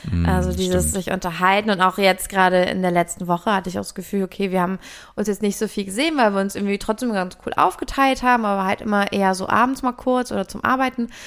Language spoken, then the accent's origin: German; Lüneburg, Lower Saxony, Germany; ich bin ja in Lüneburg aufgewachsen, meine Mutter lebte da noch